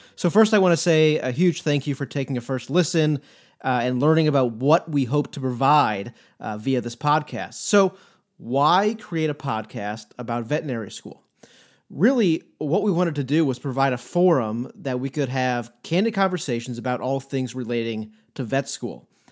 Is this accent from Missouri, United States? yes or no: yes; St. Louis, Missouri, United States; moved away as an adult; also born or lived in Coral Gables, Florida; now in Columbia, United States; I grew up in Saint Louis, which is about two hours to the east of us here in Columbia.